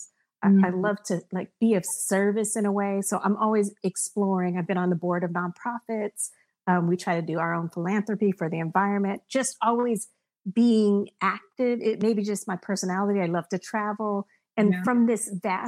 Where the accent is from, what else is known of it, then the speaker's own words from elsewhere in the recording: Berkeley, California, United States; I'm from Berkeley